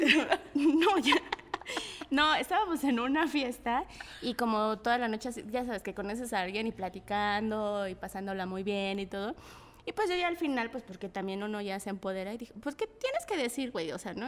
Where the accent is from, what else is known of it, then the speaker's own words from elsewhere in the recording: Mexico City, Mexico; yo soy de la Guerrero, ¿no? Entonces eh, vivía en una vecindad